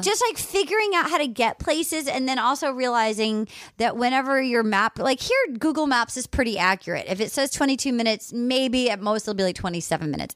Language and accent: English; Rhode Island, United States; moved away; I'm from Rhode Island